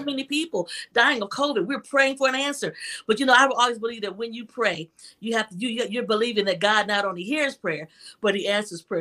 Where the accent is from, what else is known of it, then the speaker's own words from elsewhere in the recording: Toledo, Ohio, United States; I grew up in Toledo, Ohio, a young girl who recognized that she had this gift.